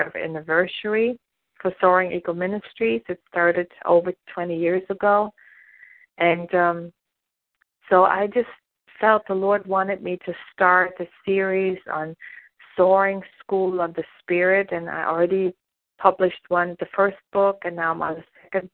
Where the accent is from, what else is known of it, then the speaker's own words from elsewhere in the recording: Germany; moved away as an adult; now in United States; I was born and raised in Germany